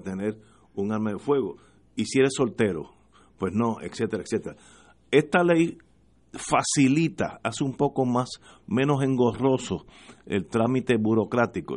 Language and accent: Spanish; Puerto Rico